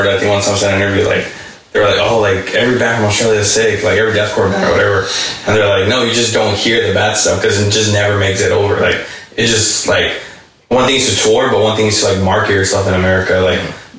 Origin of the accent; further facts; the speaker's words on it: Mexico; I'm from Mexico.